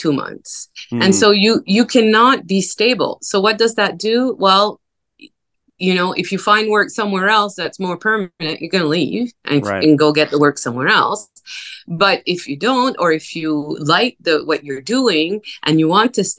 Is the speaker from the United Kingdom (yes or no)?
no; New Brunswick, Canada; first language French; English is a second language; now in Vancouver, Canada; I'm originally from New Brunswick. I lived a good part of my life here in Vancouver